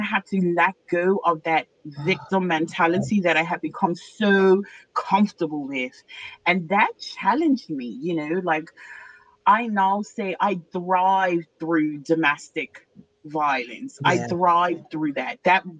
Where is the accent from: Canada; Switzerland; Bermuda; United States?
Bermuda; moved away; I'm originally from Bermuda